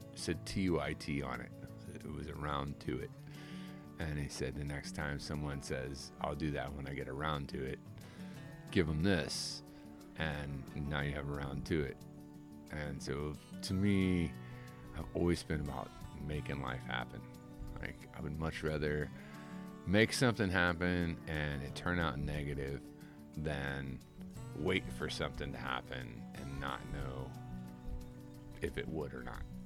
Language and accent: English; Midwest, United States; moved away as an adult; now in Tampa Bay, United States; I grew up in the Midwest